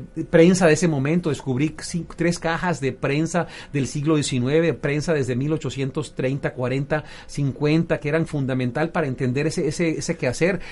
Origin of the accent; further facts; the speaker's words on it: Venezuela; moved away; also born or lived in United States; siendo venezolano en Estados Unidos